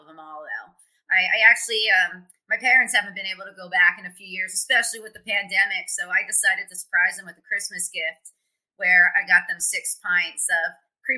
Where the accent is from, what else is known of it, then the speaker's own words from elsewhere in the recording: Pottstown, Pennsylvania, United States; moved away as an adult; now in Indianapolis, United States; my hometown, Pottstown